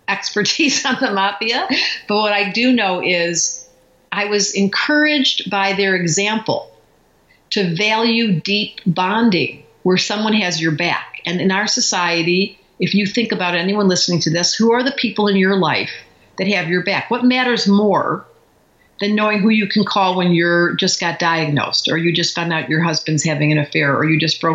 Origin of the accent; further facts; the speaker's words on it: Detroit, Michigan, United States; We grew up in Detroit.